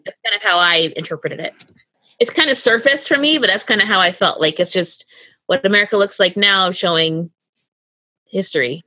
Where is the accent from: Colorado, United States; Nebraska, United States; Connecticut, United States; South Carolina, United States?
Connecticut, United States; I grew up in Connecticut, going to shows in school.